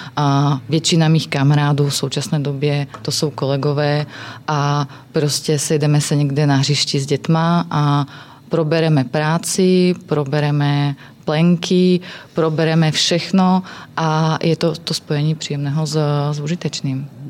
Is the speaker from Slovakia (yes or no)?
yes; Slovakia; Czech is a second language; moved away; jsem ze Slovenska